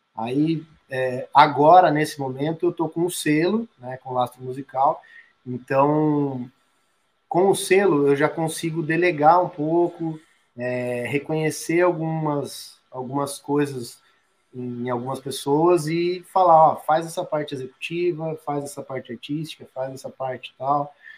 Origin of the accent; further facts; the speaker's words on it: Sorocaba, São Paulo, Brazil; eu sou de Sorocaba, interior de São Paulo